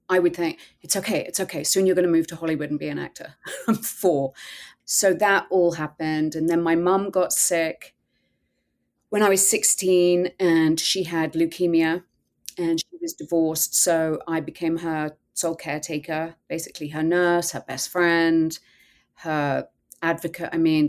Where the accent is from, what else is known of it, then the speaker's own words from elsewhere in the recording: England, United Kingdom; I grew up in England